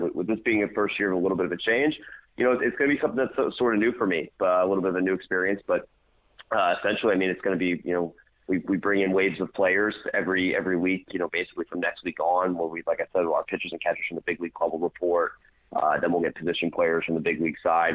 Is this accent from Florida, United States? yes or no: yes; DeLand, Florida, United States; was in the Deland area. That's my hometown